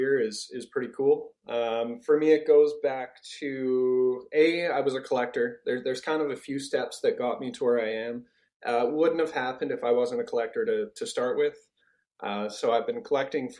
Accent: Canada; I'm Canadian

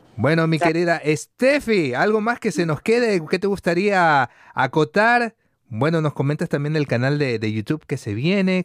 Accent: Guayaquil, Guayas, Ecuador; accent: guayaco; moved away; mi acento es guayaco, le digo. Yo soy guayaco

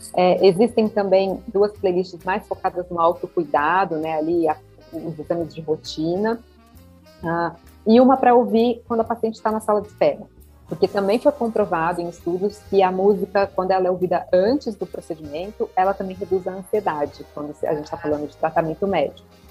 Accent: Olímpia, São Paulo, Brazil; moved away as an adult; also born or lived in Ribeirão Preto; now in São Paulo, Brazil; Eu sou natural de Olímpia, interior de São Paulo

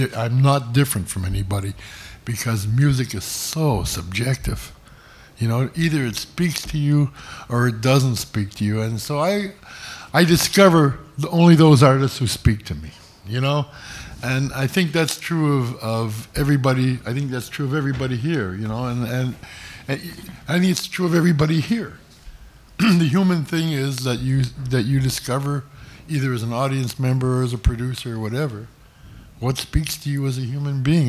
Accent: Toronto, Ontario, Canada; I was born on Yorkville Avenue, which is in the old Mount Sinai Hospital, which is became Yorkville Village. And I grew up on Major Street, which is not too far from here

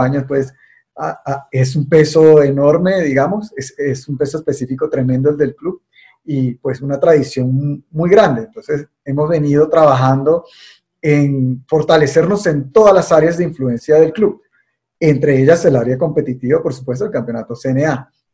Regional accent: Venezuela; moved away as an adult; now in Colombia; yo soy venezolano y y me formé en el automovilismo venezolano

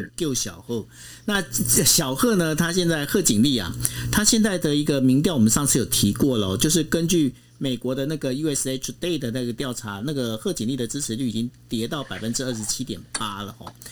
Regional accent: Taiwan; 身为我们在台湾，我们是一个台湾人

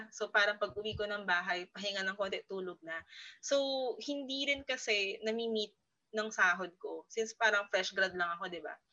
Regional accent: Rizal, Calabarzon, Philippines; taga-Rizal ako, no? Taga-Rizal.

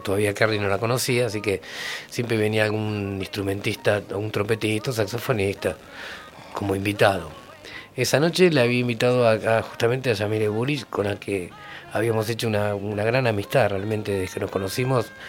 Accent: Haedo, Buenos Aires Province, Argentina; Ahí en Aedo, donde yo vivía en esa época cuando era niño. Yo nací en Aedo.

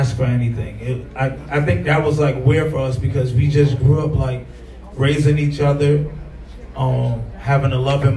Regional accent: New York City, New York, United States; moved away as an adult; now in Chicago, United States; we grew up in the same, like, you know, same environment in Coney Island

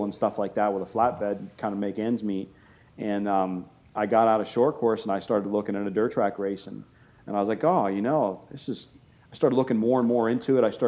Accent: Boardman, Ohio, United States; also born or lived in Canfield, Ohio; I've been here in Ohio my entire life

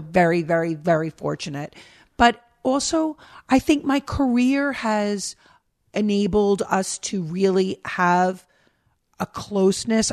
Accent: New York, United States; moved away as an adult; also born or lived in Minnesota; now in Pennsylvania, United States; me as New Yorker

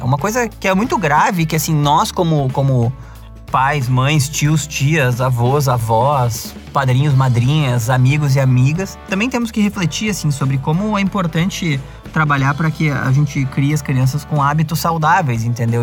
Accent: Gaúcho, Rio Grande do Sul, Brazil; accent: gaúcho; falando do meu sotaque, né? Falando que o idioma português é gauchado

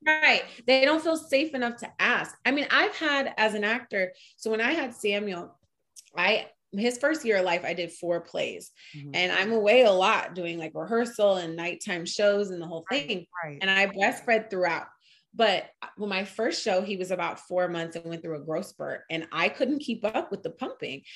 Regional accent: New York, United States; moved away; also born or lived in California; I'm a New Yorker and I've lived in Cali.

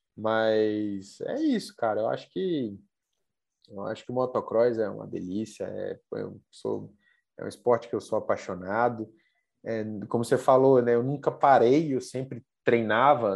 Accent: Brasília, Federal District, Brazil; also born or lived in Goiânia; Eu, eu sou daqui da, da região de Brasília, né? Brasília e Goiânia

